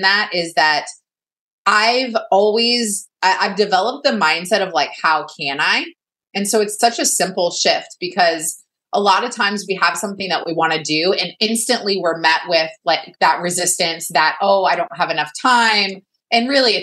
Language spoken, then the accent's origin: English; Texas, United States; I'm from Texas too